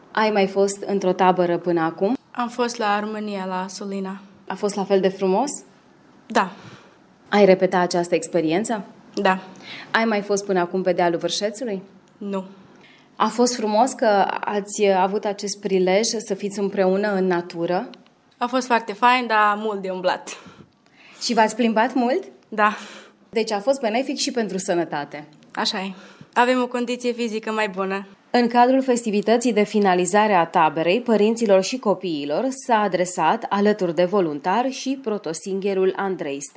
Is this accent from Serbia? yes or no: yes; Petrovasella, Vojvodina, Serbia; am 15 ani și sunt din Petrovasola.